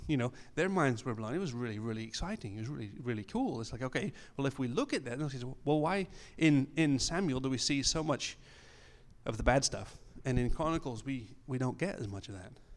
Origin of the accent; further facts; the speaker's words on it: England, United Kingdom; moved away as an adult; also born or lived in Colorado, United States / Austria / Germany; now in Peru; I was born in Colorado, so I have an American passport. I grew up in England.